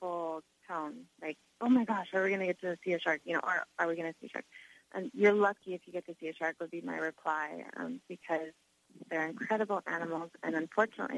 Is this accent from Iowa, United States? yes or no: no; Hawaii, United States; I live in Hawaii. I'm from Hawaii. I live in Haleiwa on the north shore of Oahu